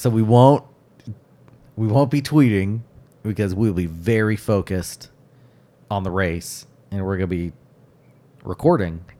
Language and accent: English; United States; as an American